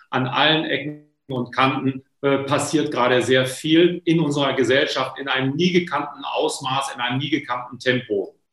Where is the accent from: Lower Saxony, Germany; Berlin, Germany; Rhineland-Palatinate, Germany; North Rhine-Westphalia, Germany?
Lower Saxony, Germany; Was heißt das sozusagen für eine Familie in Ostfriesland, wo ich herkomme, gebürtig, was Sie da gerade erklären?